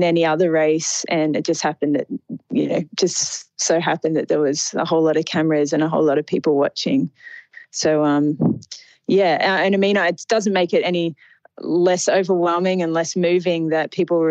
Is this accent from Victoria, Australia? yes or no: no; Sydney, New South Wales, Australia; I'm from Sydney